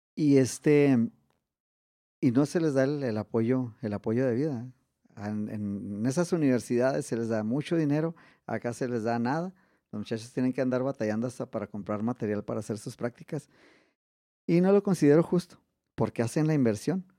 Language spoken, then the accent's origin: Spanish; Mexico; also born or lived in Ciudad Juárez; somos mexicanos